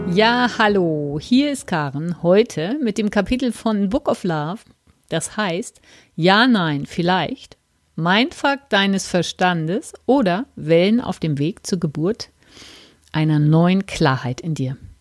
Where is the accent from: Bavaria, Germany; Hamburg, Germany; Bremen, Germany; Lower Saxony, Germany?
Hamburg, Germany; moved away; also born or lived in Hesse; in meiner alten Heimat im Norden Deutschlands